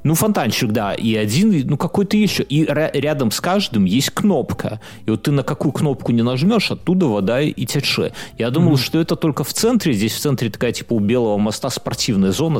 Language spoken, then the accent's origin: Russian; Belarus; все мы же белорусы